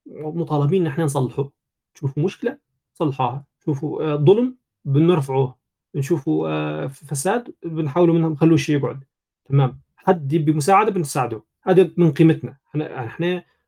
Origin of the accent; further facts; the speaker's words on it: Libya; في بلادنا في ليبيا